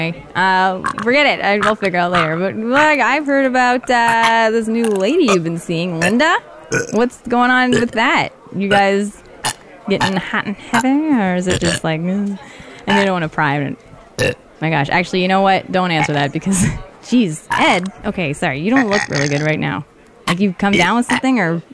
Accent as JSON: {"language": "English", "town": "Toronto", "region": "Ontario", "country": "Canada", "moved": "as an adult", "lives_now": "Los Angeles, United States", "said": "From Toronto."}